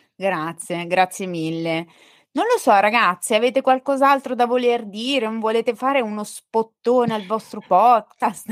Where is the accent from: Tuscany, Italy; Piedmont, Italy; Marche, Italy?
Marche, Italy; accent: marchigiano; sono marchigiana